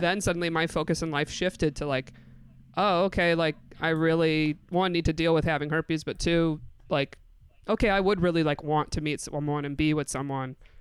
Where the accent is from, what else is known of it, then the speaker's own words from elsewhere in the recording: Binghamton, New York, United States; moved away as an adult; also born or lived in Endwell, New York / Canton, New York; now in New York City, United States; I'm from Bingham to New York, specifically